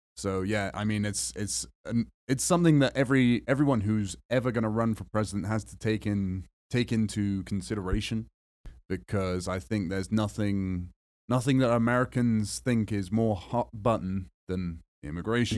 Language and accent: English; England, United Kingdom; moved away; I'm white and I'm English